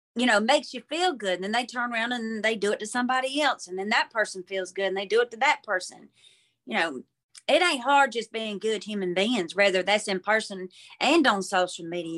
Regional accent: Mobile, Alabama, United States; from Mobile, Alabama

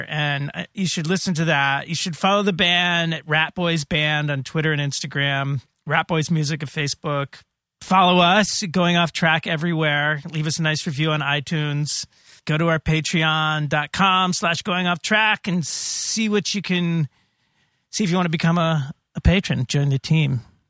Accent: Indiana, United States; born there; Oh, so, you know, I was born in Indiana.

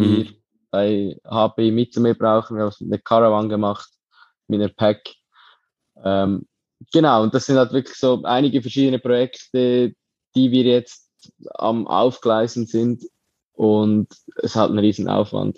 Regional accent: Lucerne, Switzerland; ich bin aufgewachsen in Luzern, im Dorf neben Luzern

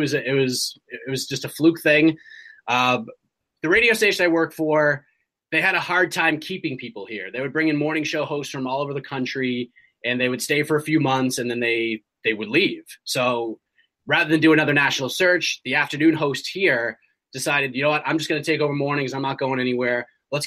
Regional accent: Boston, Massachusetts, United States; moved away as an adult; also born or lived in Dallas area; I grew up in the Boston area

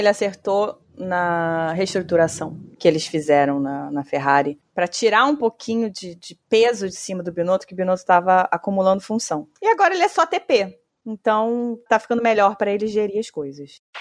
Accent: Brazil; como brasileira

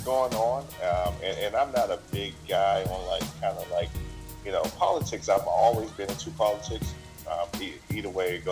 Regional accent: Washington, District of Columbia, United States; moved away; my family lives all in D.C., so I'm originally from Washington, D.C.

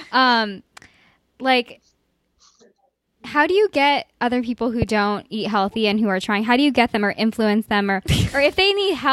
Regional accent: Cleveland, Ohio, United States; moved away as an adult; I'm from Cleveland

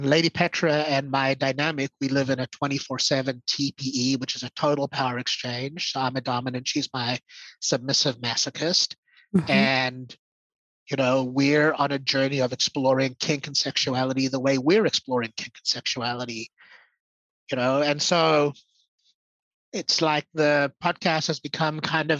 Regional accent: South Africa; I was born in South Africa. And so Saffir is an identity for me.

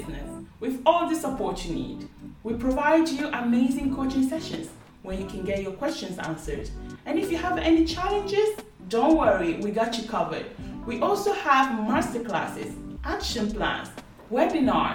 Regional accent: Italy; I'm Ghanaian as well. But yeah, I was born in Italy, so I kind of like don't really have a strong connection with Ghana

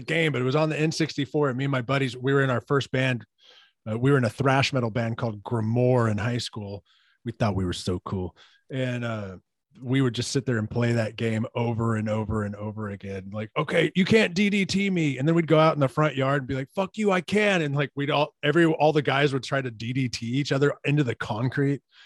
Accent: Katy, Texas, United States; now in Kingwood, United States; I'm born and raised in Katy, Texas

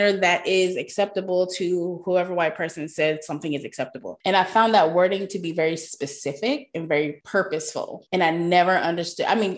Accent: Texas, United States; I grew up in Texas. It's hot AF.

